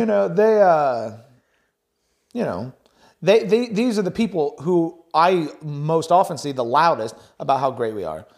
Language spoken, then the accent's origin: English; United States